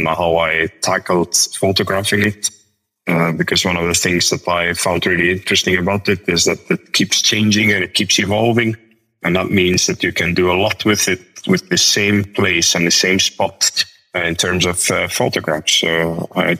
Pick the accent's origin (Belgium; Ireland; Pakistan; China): Belgium; moved away as an adult; now in Iceland; my hometown in Belgium